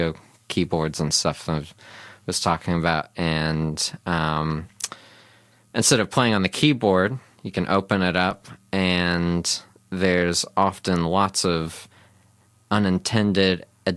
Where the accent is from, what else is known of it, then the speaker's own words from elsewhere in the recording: Cincinnati, Ohio, United States; now in New Zealand; where I grew up in Cincinnati